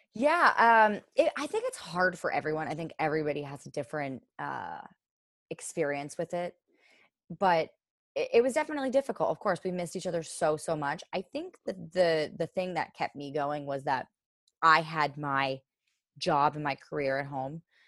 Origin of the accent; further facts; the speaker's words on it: Orange, Connecticut, United States; I grew up in Orange, Connecticut